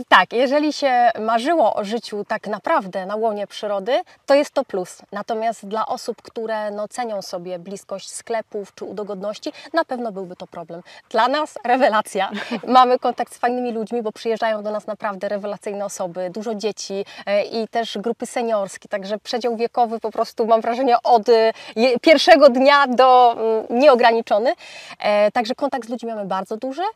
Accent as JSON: {"language": "Polish", "town": "Bydgoszcz", "region": "Kuyavian-Pomeranian Voivodeship", "country": "Poland", "tie": "born or raised there", "said": "jestem bydgoszczanką, która od dziecka marzyła o tym, żeby mieszkać za miastem"}